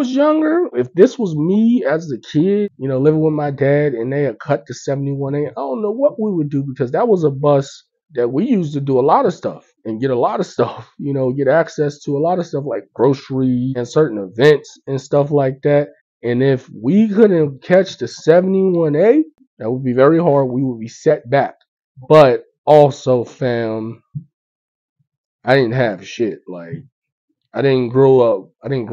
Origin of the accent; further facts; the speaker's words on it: Pittsburgh, Pennsylvania, United States; also born or lived in Tampa, Florida; I grew up in Pittsburgh. I was born in Tampa, but I moved here when I was 6 and I left when I was 17